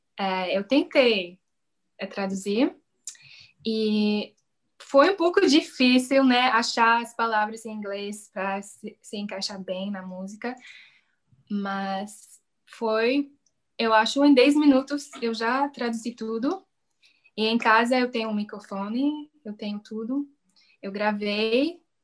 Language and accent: Portuguese; Canada; Portuguese is a second language; eu sou canadense, eu falo inglês e francês